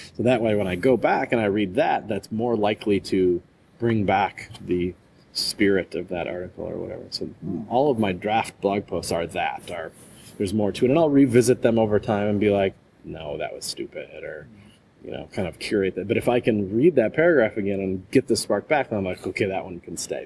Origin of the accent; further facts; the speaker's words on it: Wisconsin, United States; moved away as an adult; also born or lived in Florida / Palo Alto, California; I moved back home to my home state of Wisconsin, which is kind of right in the middle of the U.S.